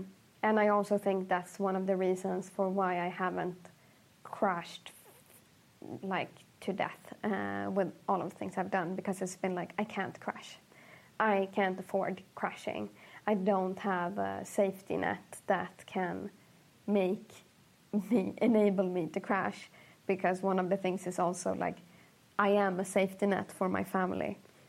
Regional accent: Sweden; also born or lived in Egypt; Like growing up in Sweden for me was really tough. I wanted to move back to Egypt until I was 19 years old because I realized that the world in Egypt for me isn't as good as it would be in Sweden.

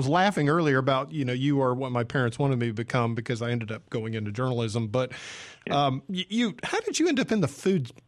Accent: Atlanta, Georgia, United States; when I grew up over in Atlanta

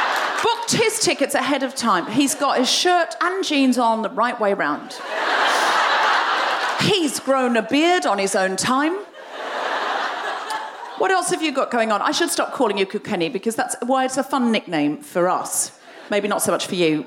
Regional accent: Australia; I'm Australian

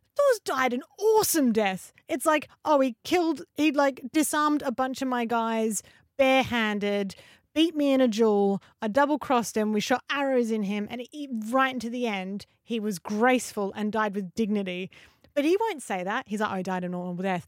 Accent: Australia; as an Aussie

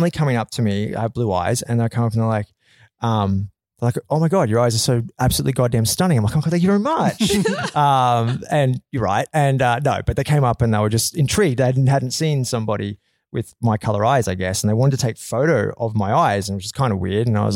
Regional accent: Australia; moved away; also born or lived in Vancouver; I grew up in Australia

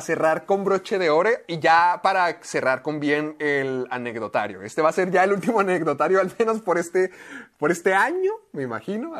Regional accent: Mexico; also born or lived in United States; el estar allá siendo mexicano

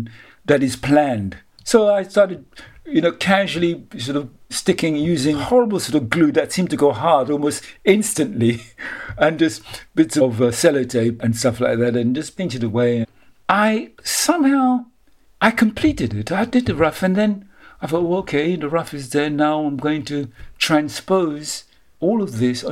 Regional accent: Roseau, Dominica; I was born in 47 in Rosa, Dominica, which is one of the Windies, Windward Islands

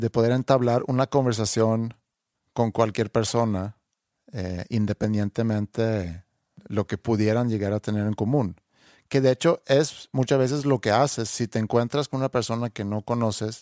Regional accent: Sweden; Spanish is a second language; now in Mexico; ya le digo, de Suecia

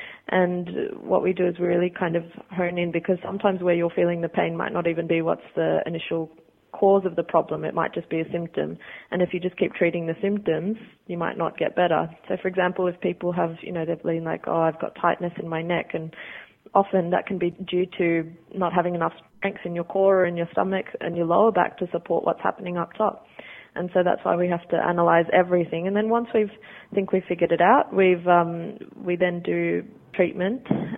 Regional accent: Sydney, New South Wales, Australia; now in England, United Kingdom; That's correct, yeah. Born and bred in Australia, yep.

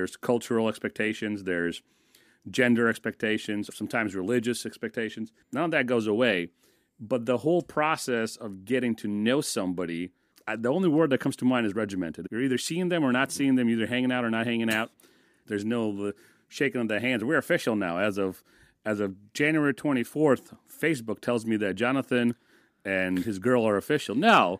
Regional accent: United States; the culture, the subculture I grew up in America.

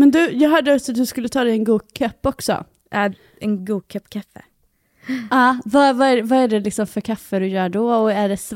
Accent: Gothenburg, Västra Götaland, Sweden; accent: grov göteborgska; när jag pratar med familj och vänner, alltså då har jag alltså grov göteborgska.

